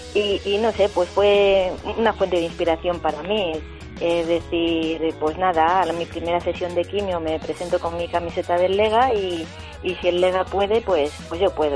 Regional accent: Cebolla, Castilla-La Mancha, Spain; en Cebolla, Toledo, hubo una riada pues con graves consecuencias y es que es mi pueblo

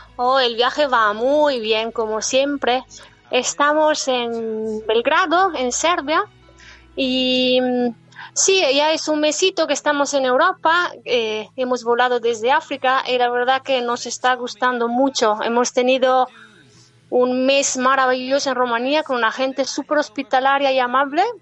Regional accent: northern Italy, Italy; Spanish is a second language; moved away as an adult; yo soy del norte de Italia

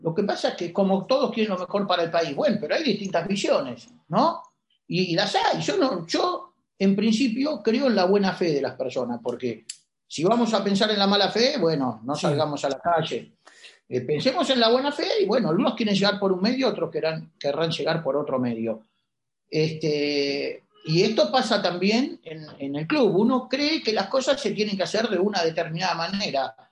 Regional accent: Argentina; somos los argentinos

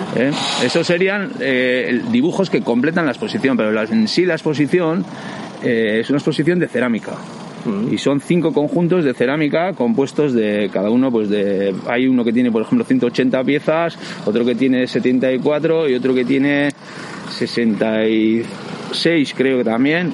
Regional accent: Pasaia, Basque Country, Spain; yo soy de San Pedro y soy pescador de embarcación desde, muy joven

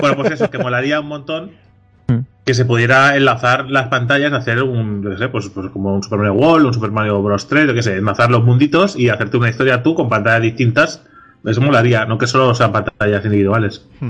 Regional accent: Catalonia, Spain; somos catalanes

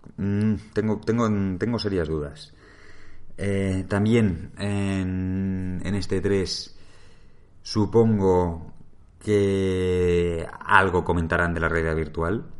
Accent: Madrid, Community of Madrid, Spain; yo soy de Madrid

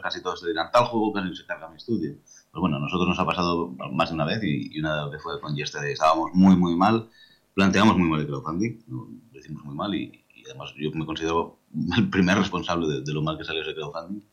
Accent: Lleida, Catalonia, Spain; Soy de Mérida, con lo cual soy, bilingüe de catalán-castellano

